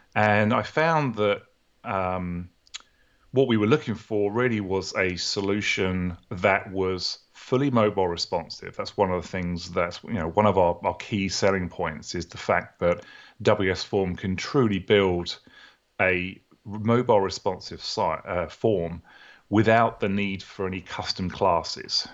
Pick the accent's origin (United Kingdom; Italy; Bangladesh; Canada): United Kingdom; accent: British; moved away as an adult; also born or lived in New Orleans, Louisiana, United States; now in Atlanta, United States; originally from the U K, as you can tell from my accent, very similar to your accent. And I moved to the U S about sixteen years ago